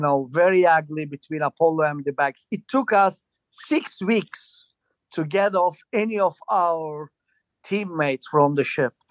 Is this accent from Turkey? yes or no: yes; Istanbul, Turkey; moved away as an adult; I'm originally from Turkey